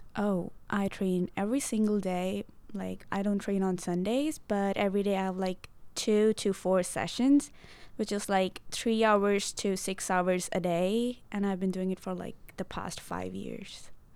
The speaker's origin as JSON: {"language": "English", "town": "Mohali", "region": "Punjab", "country": "India", "moved": "as an adult", "lives_now": "United States", "said": "I'm from Punjab. It's in the northwestern side, and in Punjab, I'm from Mohali."}